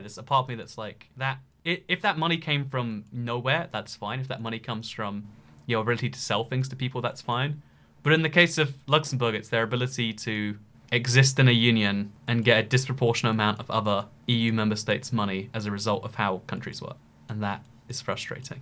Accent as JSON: {"language": "English", "country": "United Kingdom", "said": "I am a British person"}